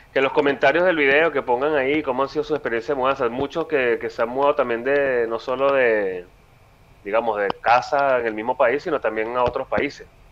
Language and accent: Spanish; Venezuela; moved away as an adult; yo desde el día que salí de Venezuela dije, no, me voy de aquí, no vuelvo jamás